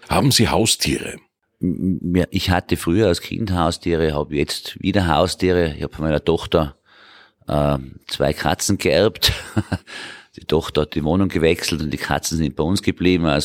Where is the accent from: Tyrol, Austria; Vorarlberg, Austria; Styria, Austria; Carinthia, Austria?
Tyrol, Austria; Hall in Tirol; born there; also born or lived in Vienna / Salzburg / United States; geboren in Tirol, in Halle in Tirol, vor mittlerweile 58 Jahren, muss man schon sagen. Äh, und ich wohne auch mittlerweile wieder in Tirol.